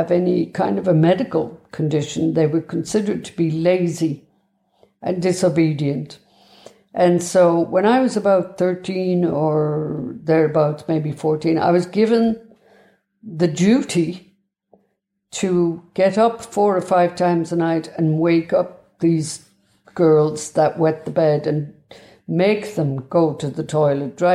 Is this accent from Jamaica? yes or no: no; Cork, Munster, Ireland; I was born in the Bessborough Mother and Baby Institution in Cork